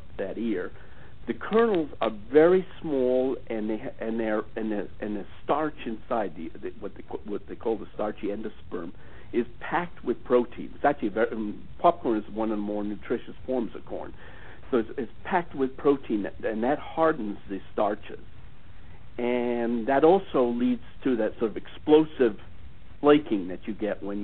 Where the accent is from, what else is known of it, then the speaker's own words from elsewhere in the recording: United States; as an American